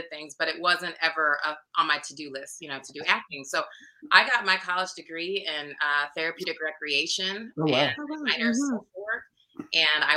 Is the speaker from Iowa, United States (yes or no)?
yes; Iowa, United States; moved away as an adult; also born or lived in Chicago / Los Angeles / Washington, D.C. area; I'm from Iowa. So I get back home for a few years